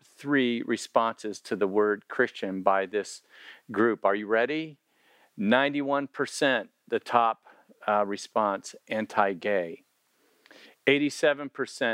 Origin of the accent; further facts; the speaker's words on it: Miami, Florida, United States; moved away; I'm from Miami, that's where I grew up